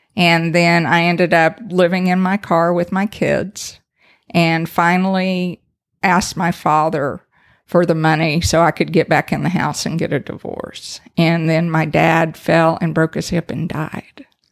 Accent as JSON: {"language": "English", "town": "Brenham", "region": "Texas", "country": "United States", "tie": "born or raised there", "also_born_or_lived": "Allen, Texas", "accent": "Texas", "said": "I grew up in the home of the three Bs"}